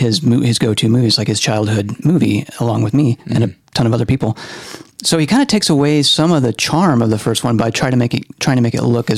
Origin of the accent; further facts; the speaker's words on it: North Louisiana, United States; I grew up in North Louisiana